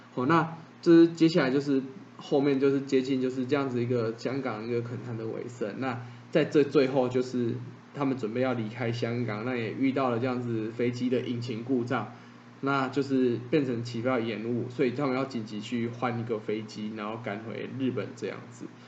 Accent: Taiwan; 我们之称为台湾人

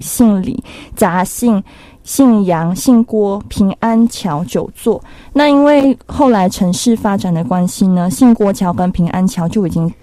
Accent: Malaysia; 我是马来西亚人

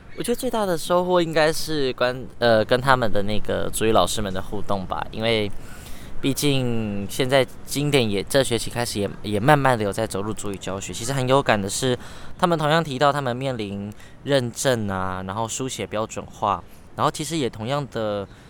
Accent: Hsinchu, Taiwan; also born or lived in Taipei / Taitung; 然后台北读书的，哎，新竹长大的，然后 部落台东的

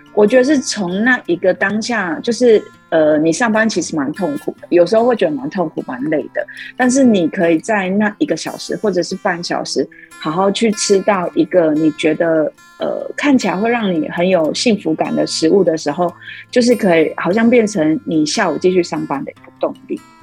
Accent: Lukang, Changhua County, Taiwan; also born or lived in Tainan; 我从小就是在鹿港长大，然后，呃，读书，呃，到大学的时候才有到台南那边读书

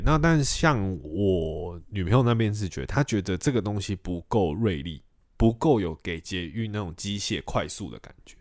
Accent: Kaohsiung, Taiwan; 像我高雄人

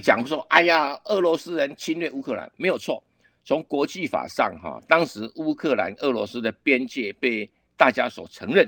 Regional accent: Taiwan; 我们台湾人都不懂

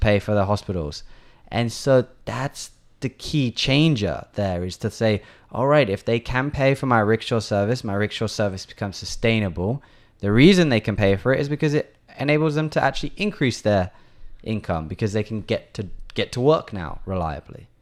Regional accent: England, United Kingdom; now in Taiwan; I'm from England

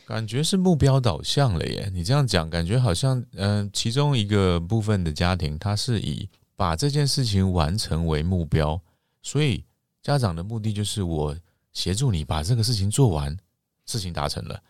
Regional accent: Taiwan; 就像我们台湾人不是礼貌性地打招呼都会问，“你吃饱了没

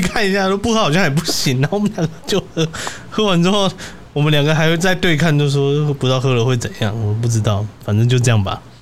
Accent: Chiayi, Taiwan; 我是嘉义人

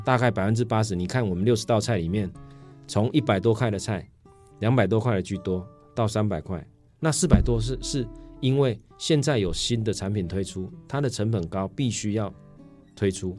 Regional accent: Changhua County, Taiwan; now in Taichung, Taiwan; 因为我是彰化人

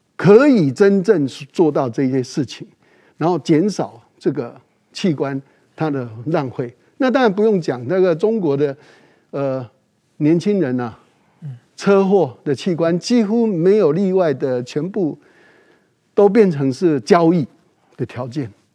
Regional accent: Taiwan; 我们台湾人不能做事

